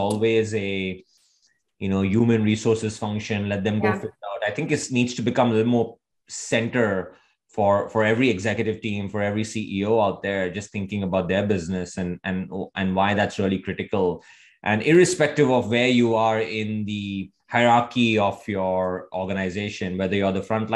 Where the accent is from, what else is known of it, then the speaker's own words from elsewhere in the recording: India; moved away; I grew up in India.